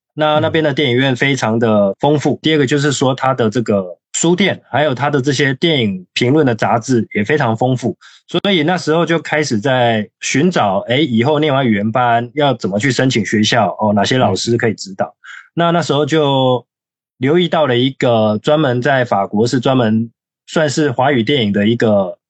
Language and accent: Chinese; Taiwan; moved away as an adult; also born or lived in Paris, France; 我是差不多在二零零九年的时候，呃，去，去法国念书。我是台湾人